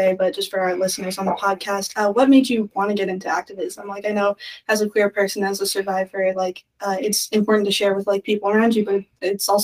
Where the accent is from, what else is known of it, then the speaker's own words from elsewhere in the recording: Nova Scotia, Canada; moved away; also born or lived in Manitoba; I'm from Nova Scotia. It's a pretty accepting province.